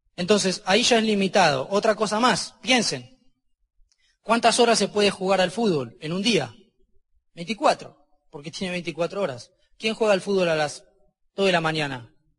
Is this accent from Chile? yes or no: no; Argentina; Porque soy argentino